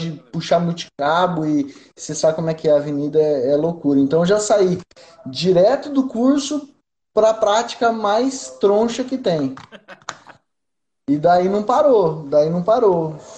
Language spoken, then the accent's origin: Portuguese; interior of São Paulo, Brazil; now in Cuiabá, Brazil; tem 10 anos que eu tô aqui e eu sou de São Paulo, interior de São Paulo.